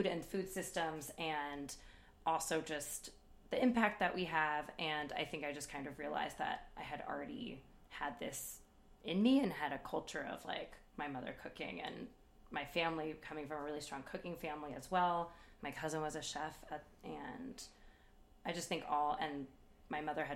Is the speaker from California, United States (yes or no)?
yes; San Francisco, California, United States; I moved back home to San Francisco